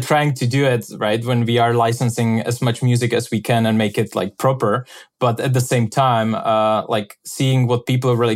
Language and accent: English; Czechia; moved away as an adult; also born or lived in Venice; And I'm from Czech Republic.